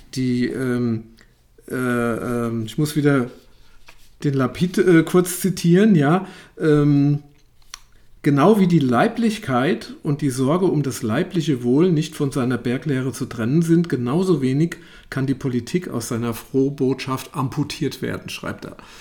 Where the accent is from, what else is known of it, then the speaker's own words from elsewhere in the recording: Germany; wir als, als Deutsche